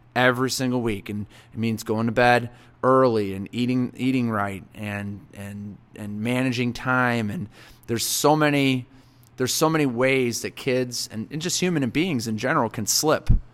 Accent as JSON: {"language": "English", "town": "Marengo", "region": "Illinois", "country": "United States", "tie": "born or raised there", "said": "growing up in Marengo"}